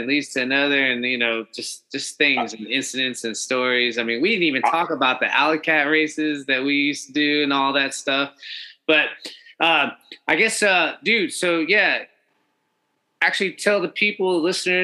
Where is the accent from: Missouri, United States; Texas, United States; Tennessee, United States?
Texas, United States; Houston; I'm from Houston